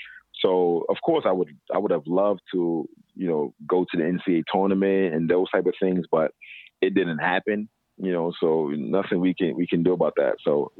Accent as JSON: {"language": "English", "town": "New York City", "region": "New York", "country": "United States", "tie": "born or raised there", "said": "growing up in Brooklyn and growing up in New York City, not just Brooklyn, but growing up in New York City"}